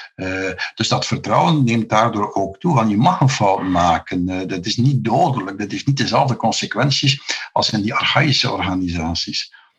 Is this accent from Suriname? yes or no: no; Flanders, Belgium; hier bij ons in Vlaanderen